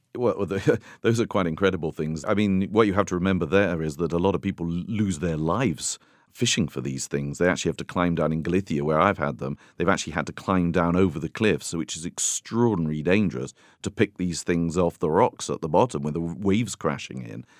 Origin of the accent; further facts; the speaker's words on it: United Kingdom; now in Tuscany, Italy; I'm a Brit